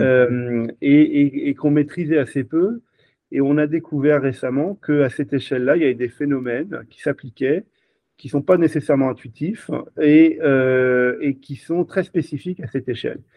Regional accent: Brittany, France; On est des Bretons chez Switch Energy

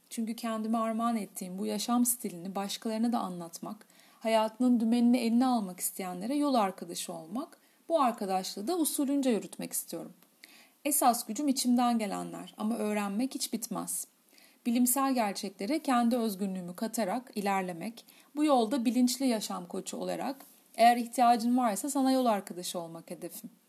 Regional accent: Kadıköy, Istanbul, Turkey; 1979 İstanbul Göztepe doğumlu bir faniyim. Doğma büyüme Kadıköylüyüm.

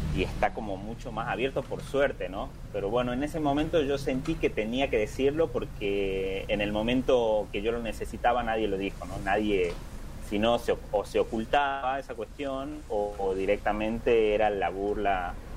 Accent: Simoca, Tucumán, Argentina; donde yo vengo, de Tucumán, de Simócala, del norte, de Argentina

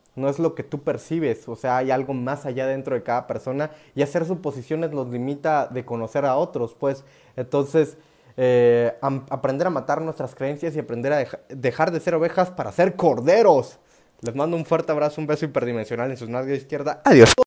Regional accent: Oaxaca, Mexico; soy mexa, soy oaxaqueño

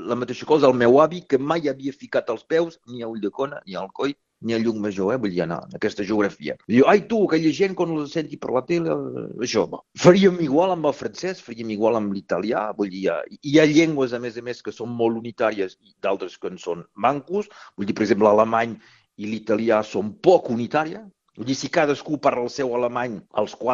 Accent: Occitania, France; Jo sóc un català del nord, vull dir, tinc coses estric, estrictament d'aquí i hi deu haver un munt de gent que deu sentir la mateixa cosa.

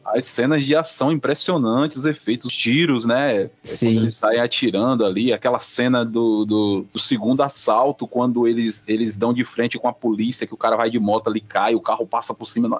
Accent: Northeast Region, Brazil

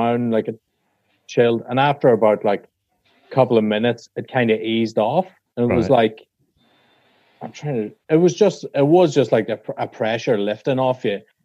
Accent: Ireland; I'm Irish

